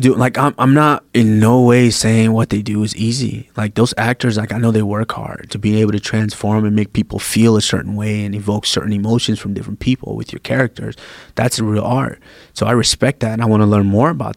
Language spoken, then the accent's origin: English; Nigeria; also born or lived in Nebraska; now in United States; I'm from Nigeria